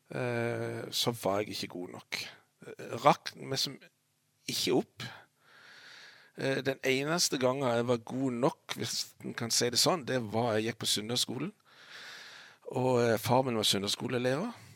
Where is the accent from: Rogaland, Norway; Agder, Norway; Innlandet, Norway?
Agder, Norway; Lista; jeg er født på Lista og bodd på Lista i alle år